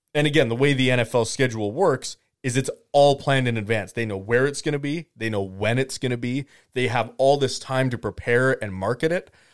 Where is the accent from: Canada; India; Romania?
Canada; I'm Canadian.